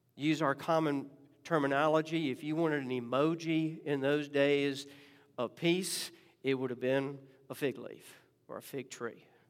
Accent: Richmond, Virginia, United States; when I was growing up in Richmond

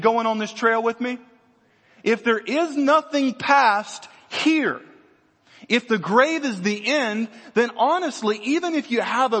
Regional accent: Louisiana, United States; I grew up in Louisiana.

